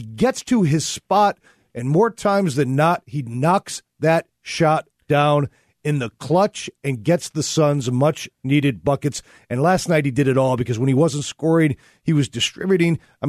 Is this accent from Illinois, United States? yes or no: yes; Chicago, Illinois, United States; I grew up watching a lot of Bulls basketball. So I'm just from Chicago.